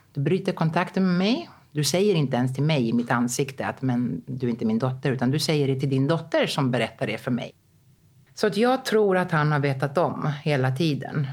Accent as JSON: {"language": "Swedish", "town": "Rhodes", "region": "South Aegean", "country": "Greece", "tie": "born or raised there", "also_born_or_lived": "Stockholm, Sweden / Athens, Greece", "moved": "as an adult", "said": "när jag var tre år, då kom hon hem liksom och bara, mm, vi ska flytta till Rhodos"}